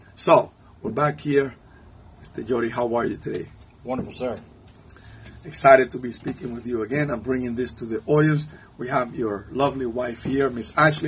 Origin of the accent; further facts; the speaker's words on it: Cuba; English is a second language; now in Virginia, United States; I'm from Cuba, and so my Spanish and English get a little bit mixed up there sometimes.